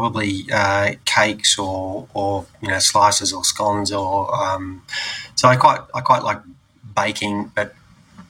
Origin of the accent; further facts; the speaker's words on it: Canberra, Australian Capital Territory, Australia; also born or lived in Bungaree, Victoria; I was born in Canberra, but most of my family is in and around that area